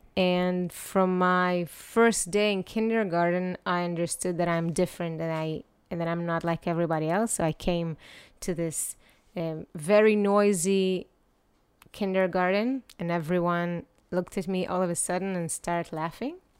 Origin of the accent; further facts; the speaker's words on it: Netanya, Central District, Israel; also born or lived in Ukraine; I grew up in Netanya